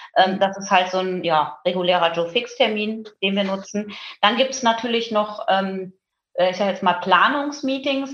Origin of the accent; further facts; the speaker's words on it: Münsterland, North Rhine-Westphalia, Germany; bin äh, im Münsterland auf einem Bauernhof groß geworden